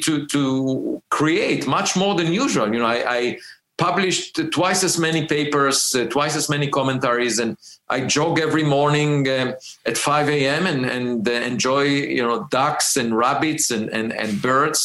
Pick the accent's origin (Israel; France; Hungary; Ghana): Israel; moved away as an adult; also born or lived in Princeton; now in United States; I grew up in Israel